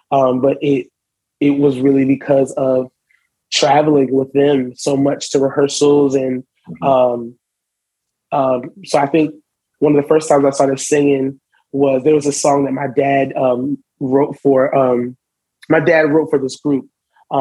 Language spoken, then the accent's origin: English; Charlotte, North Carolina, United States; also born or lived in Brooklyn, New York; I moved to Charlotte when I was about 8.